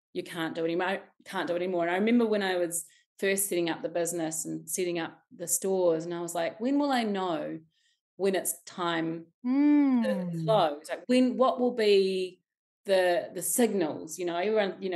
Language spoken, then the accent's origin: English; Wellington, New Zealand; I was born in Wellington in Arrow Valley. You know, I swam in the bucket fountain as a child